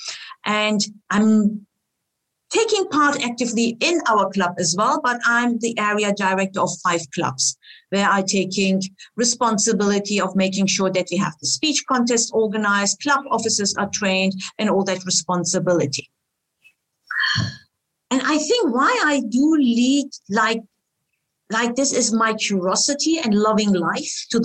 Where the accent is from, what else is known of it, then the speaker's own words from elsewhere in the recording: Germany; also born or lived in Istanbul, Turkey; now in Switzerland; after I grew up in Germany, my family decided to go back to Istanbul and I started my career there